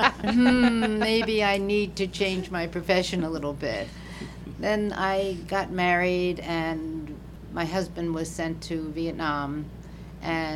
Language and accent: English; New York City, New York, United States; moved away as an adult; also born or lived in Florida; now in Mesquite, United States; I grew up in New York City